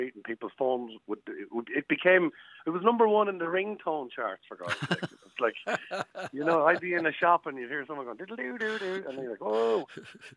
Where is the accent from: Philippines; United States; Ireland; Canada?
Ireland; Offaly, Leinster; I was from Offaly